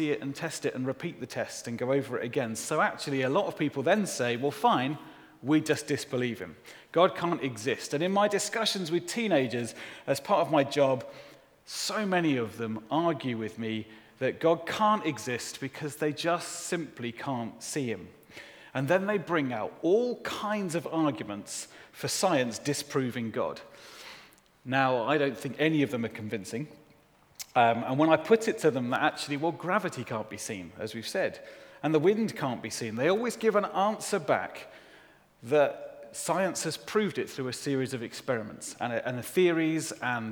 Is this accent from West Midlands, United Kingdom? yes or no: yes; Solihull, West Midlands, United Kingdom; also born or lived in Shirley; I grew up in Solihull.